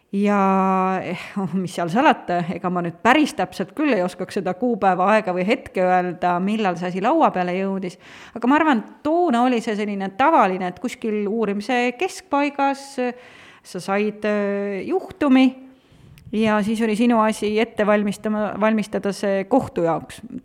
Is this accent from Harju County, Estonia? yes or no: no; Tartu, Tartu County, Estonia; Tartust tulen, sealt ma olen pärit